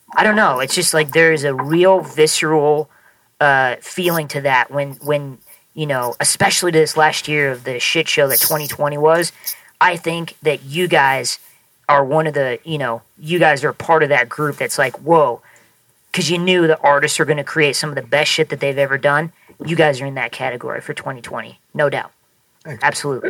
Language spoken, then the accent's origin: English; Nebraska, United States; now in Los Angeles, United States; I'm from Nebraska. I'm from small town Nebraska